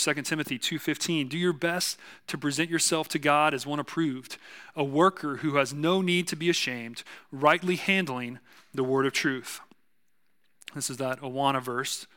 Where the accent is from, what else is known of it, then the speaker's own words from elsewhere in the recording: South Texas, United States; accent: southern; I'm from South Texas